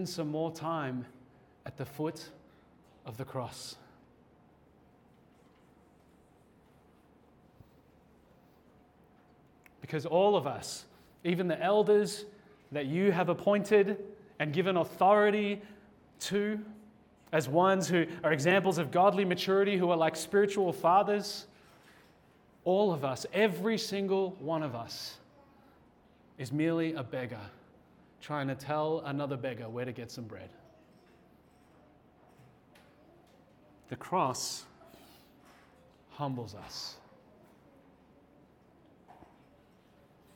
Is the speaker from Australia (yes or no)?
yes; Australia; as an Australian